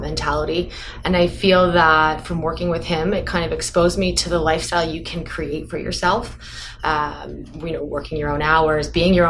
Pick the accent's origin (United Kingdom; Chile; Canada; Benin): Canada; Toronto, Ontario; kind of my hometown